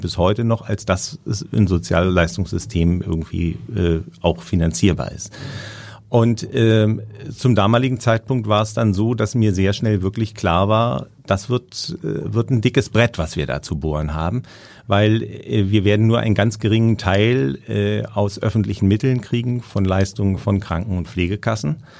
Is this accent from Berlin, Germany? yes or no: yes; Berlin, Germany; now in Hamburg, Germany; ich bin äh, in Berlin aufgewachsen